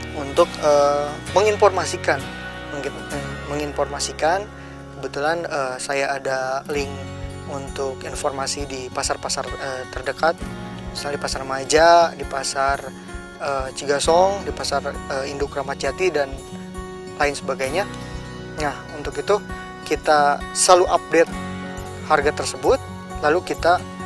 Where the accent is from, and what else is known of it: Indonesia; also born or lived in Tokyo, Japan